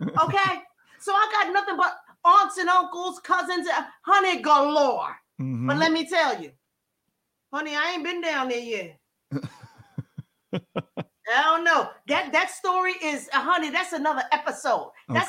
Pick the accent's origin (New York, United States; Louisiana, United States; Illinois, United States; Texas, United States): New York, United States; Brooklyn; also born or lived in Harlem, New York / Trinidad and Tobago; at 8 years old, they bought me into Brooklyn, into projects.